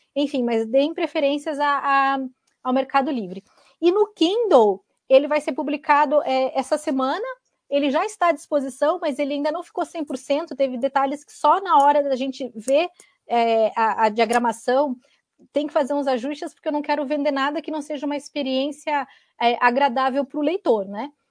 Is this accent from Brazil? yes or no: yes; Santa Catarina, Brazil; now in Curitiba, Brazil; eu moro em Curitiba, sou catarinense